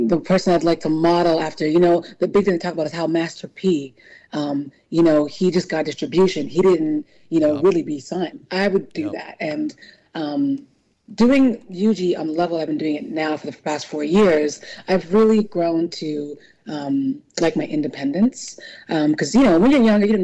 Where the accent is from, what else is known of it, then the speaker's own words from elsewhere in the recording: New Orleans, Louisiana, United States; also born or lived in California / New York; now in Philadelphia, United States; I was raised in New Orleans, Louisiana. So always NOLA girl for life